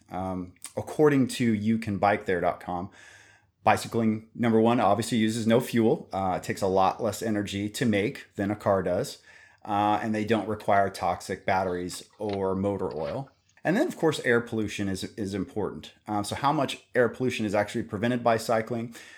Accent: Kansas, United States; I'm also from Kansas

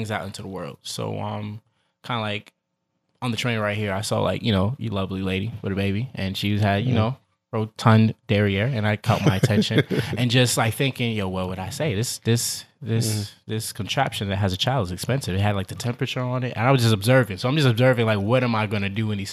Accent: New York City, New York, United States; moved away as an adult; also born or lived in Queens; I was growing up in Queens and I moved to Brooklyn in like second grade.

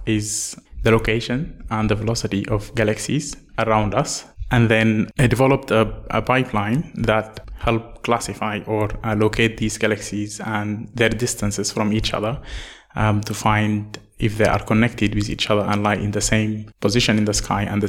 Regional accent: Northern Sudan, Sudan; moved away as an adult; also born or lived in South Africa; now in Australia; I am from Sudan, from northern Sudan.

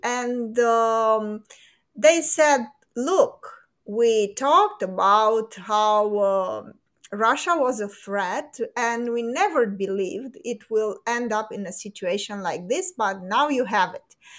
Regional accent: Romania; in Romania, we live in a fantasy world where the American dream is still a thing here

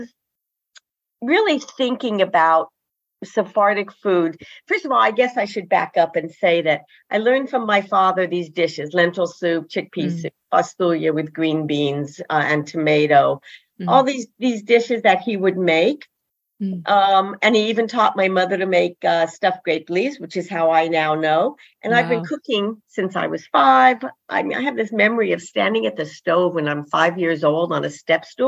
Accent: Denver, Colorado, United States; I grew up in Denver

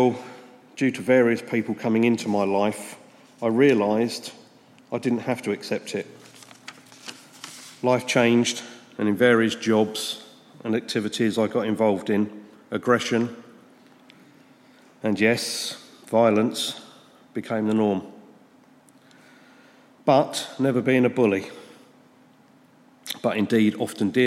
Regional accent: St Albans, East of England, United Kingdom; I was born and raised here in St Albans into a wonderful, loving family.

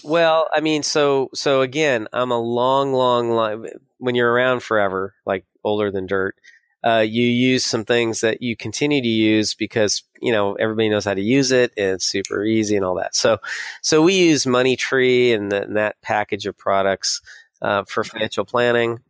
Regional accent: San Diego, California, United States; moved away as an adult; also born or lived in San Francisco; I grew up in San Diego

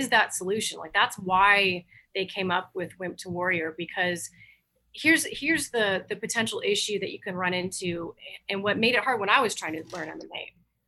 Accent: Overland Park, Kansas, United States; I grew up in Overland Park.

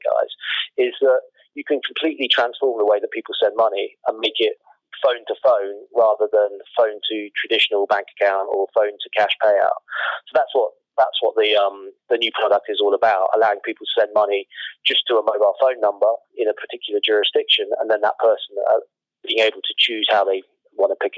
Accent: Wilmington, Delaware, United States; now in United Kingdom; I grew up on the East Coast in Wilmington, Delaware for a number of years and then moved to the United Kingdom.

